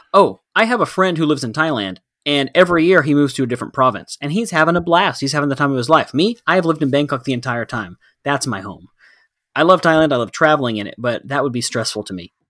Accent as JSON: {"language": "English", "region": "Texas", "country": "United States", "tie": "born or raised there", "said": "Coming from a culture that we grew up in here in Texas"}